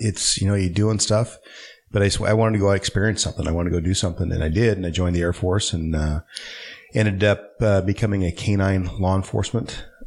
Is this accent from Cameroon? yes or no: no; Colorado, Nebraska, United States; also born or lived in Hood River, Oregon; now in Oregon, United States; I grew up in Colorado, Nebraska. I spent a lot of time on the family farm in Nebraska and helped there.